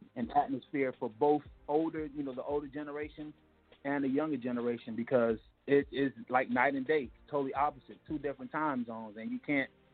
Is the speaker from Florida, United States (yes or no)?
yes; Miami, Florida, United States; moved away; I'm from Miami, Florida.